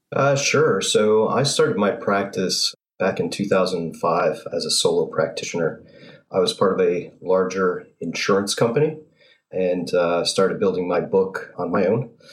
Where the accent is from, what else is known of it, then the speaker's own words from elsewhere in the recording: North Haven, Connecticut, United States; I grew up in North Haven.